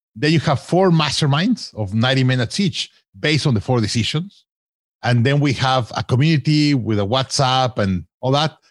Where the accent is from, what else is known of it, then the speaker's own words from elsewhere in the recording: Mexico; I grew up in Mexico